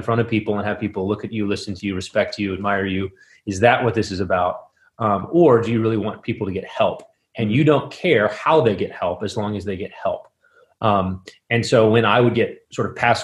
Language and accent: English; West Texas, United States; moved away as an adult; also born or lived in Midland, Texas / Moscow, Idaho; now in Minneapolis, United States; I grew up in West Texas